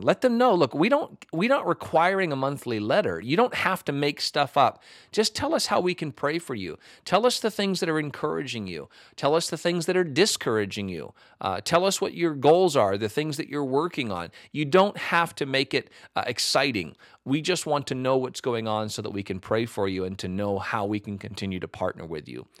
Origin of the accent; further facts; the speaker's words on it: United States; as an American pastor